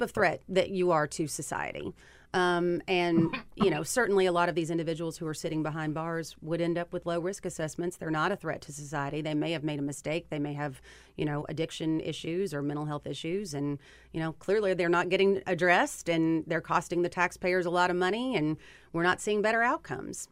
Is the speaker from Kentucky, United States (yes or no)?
yes; Kentucky, United States; Kentuckians, which is where I'm from, I'm sure you can hear it from my accent